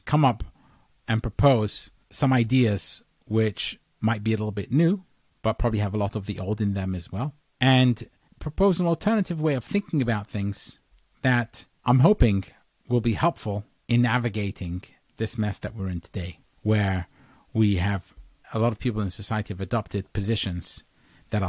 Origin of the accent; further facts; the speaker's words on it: England, United Kingdom; now in United States; although I was born in England, I'm an American citizen